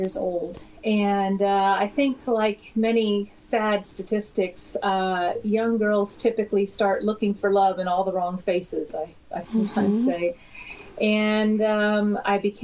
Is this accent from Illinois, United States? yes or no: no; New York, United States; moved away as an adult; now in California, United States; I was born in New York, born and raised in New York